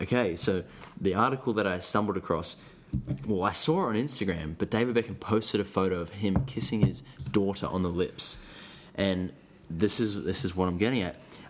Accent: Australia; we're Australian.

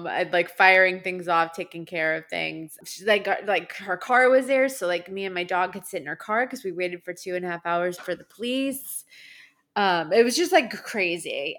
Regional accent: Long Island, New York, United States; I'm from New York. I'm Italian

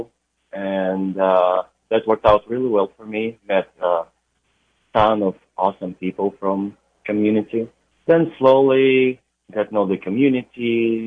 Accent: Ukraine; moved away as an adult; also born or lived in New York City, United States; now in California, United States; originally I'm from Ukraine and been in the United States for about 12 years now

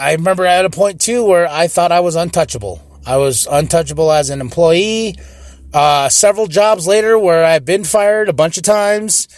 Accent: Shiprock, New Mexico, United States; I know where I'm from. I'm from Shiprock, New Mexico

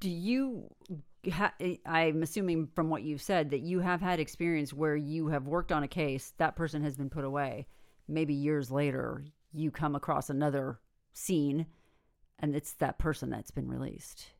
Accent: Northern California, United States; I'm from Northern California

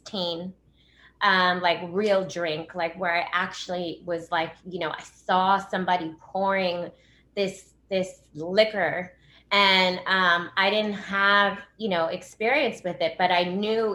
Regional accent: Los Angeles, California, United States; I grew up in Los Angeles. So I actually grew up in Hollywood on like Sunset and Kenmore

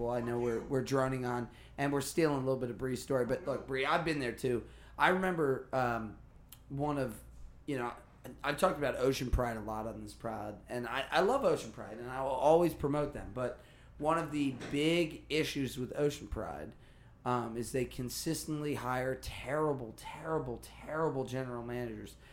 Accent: Kansas, United States; I grew up with Matthews. I'm from Kansas.

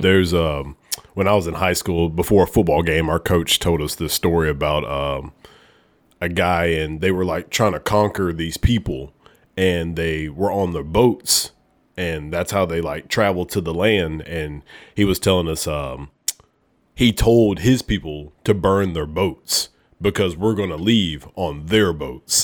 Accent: Oneonta, Alabama, United States; moved away as an adult; now in Memphis, United States; I'm from a small town, Oneonta, Alabama

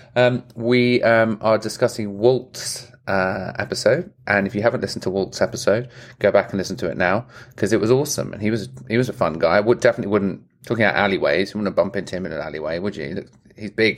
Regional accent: England, United Kingdom; I'm English

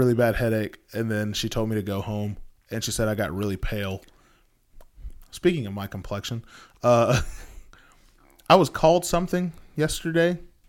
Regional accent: Texas, United States; I say both, but most of the time, it's a tech... I'm from Texas, so

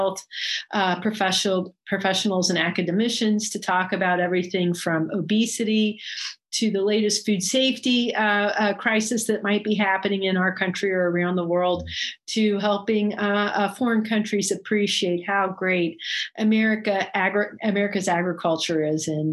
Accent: Buchanan, West Virginia, United States; moved away as an adult; now in Washington, D.C., United States; I grew up in West Virginia, a little town called Buchanan, West Virginia

